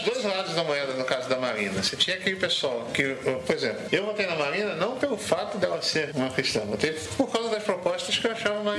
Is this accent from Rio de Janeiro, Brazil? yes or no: yes; Rio de Janeiro, Brazil; eu, sou do Rio de Janeiro